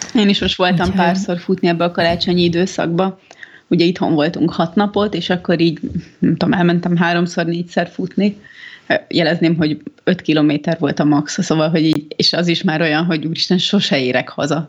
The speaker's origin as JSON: {"language": "Hungarian", "region": "Budapest", "country": "Hungary", "tie": "born or raised there", "said": "ez a környék, én itt nőttem fel, most olyanok járnak az edzőterembe, akik egy gyerekkorom óta ismerek"}